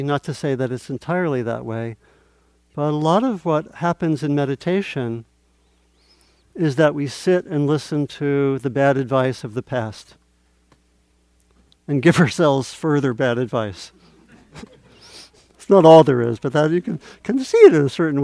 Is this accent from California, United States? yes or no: no; Maryland, United States; I grew up in Maryland, and it was a little bit like a southern town with a railroad tracks through the middle